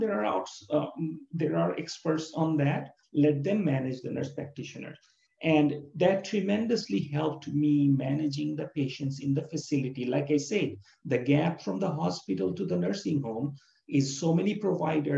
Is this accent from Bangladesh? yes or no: yes; Bangladesh; moved away; I'm from Bangladesh and near India